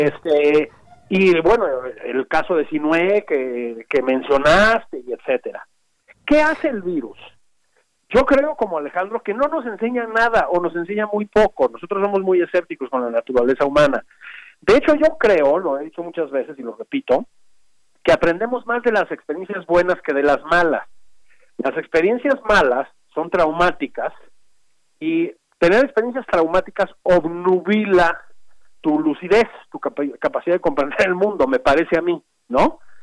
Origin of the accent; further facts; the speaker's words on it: Mexico; todos somos mexicanos